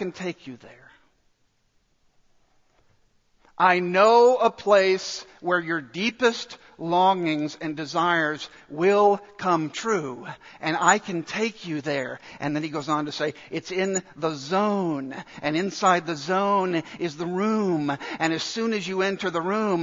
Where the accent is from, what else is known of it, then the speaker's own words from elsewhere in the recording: Dallas, Texas, United States; I grew up in Dallas